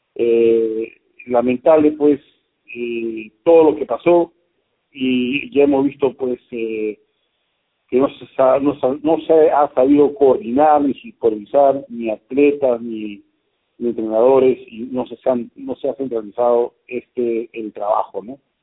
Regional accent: Peru

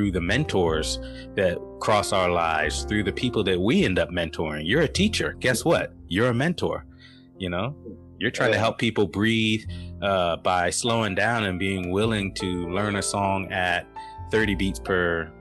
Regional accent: San Diego, California, United States; moved away; also born or lived in Norfolk, Virginia; I grew up in San Diego, which is a cultural melting pot

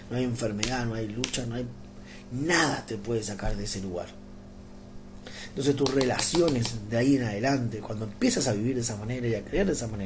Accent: Argentina; born there; sí, soy argentino, amo Argentina, nací acá en Argentina

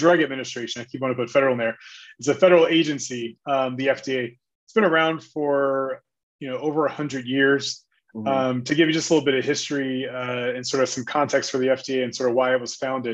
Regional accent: California, United States; moved away as an adult; also born or lived in New York / Washington, D.C.; now in Philadelphia, United States; So I'm originally from California. I came to the East Coast for undergrad.

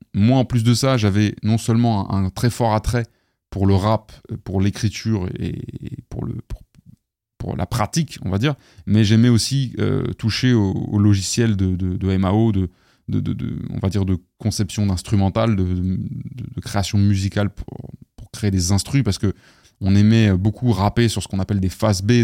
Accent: Paris, Île-de-France, France; je viens du, du quinzième sud-ouest, donc, euh, euh, vers Ballard

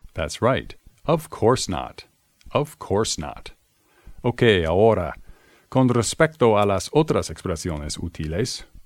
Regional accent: Boston, Massachusetts, United States; I'm from the United States, the city of Boston, to be exact.

